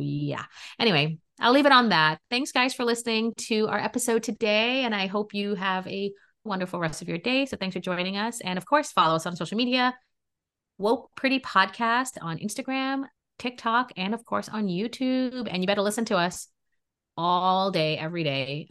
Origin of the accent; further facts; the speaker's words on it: New York City, New York, United States; also born or lived in Trinidad and Tobago / Queens, New York; I'm a New Yorker, okay? And I grew up in Brooklyn